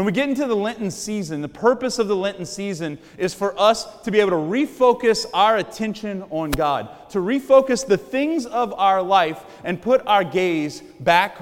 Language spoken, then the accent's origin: English; Cajun, Louisiana, United States; I'm a Cajun